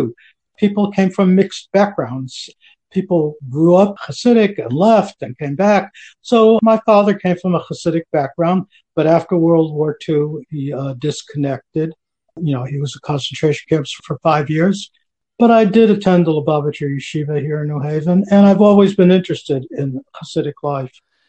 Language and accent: English; New Haven, Connecticut, United States; I grew up in New Haven, Connecticut.